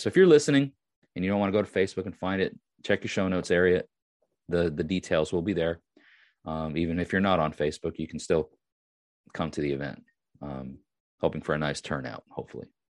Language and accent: English; Long Island, New York, United States; I am from Long Island